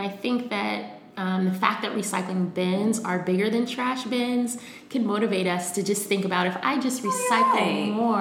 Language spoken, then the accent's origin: English; Cincinnati, Ohio, United States; moved away as an adult; also born or lived in New York / Amsterdam; I'm from Cincinnati. I was born and raised in Cincinnati.